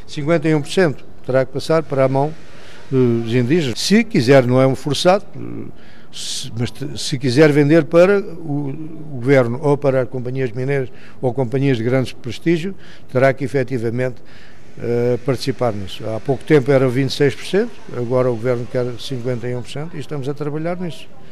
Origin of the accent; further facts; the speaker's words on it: Lourinhã, Centro, Portugal; also born or lived in Lourenço Marques (Maputo), Mozambique; now in South Africa; Originalmente, portanto, sou natural da Lourinhã, uh, fui para a província, a antiga província moçambicana, e mais propriamente para a cidade de Lourenço Marques